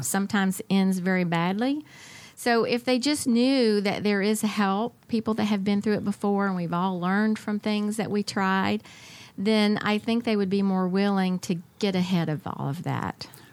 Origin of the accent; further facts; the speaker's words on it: Atlanta, Georgia, United States; I grew up in the Atlanta area